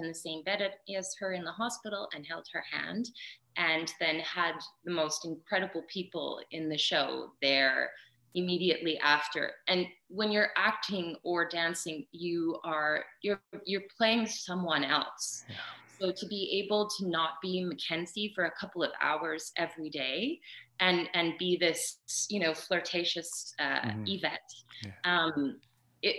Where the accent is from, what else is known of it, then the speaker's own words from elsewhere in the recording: Prince Albert, Saskatchewan, Canada; now in Calgary, Canada; it was in my hometown. And so I got the part. I went back to Saskatchewan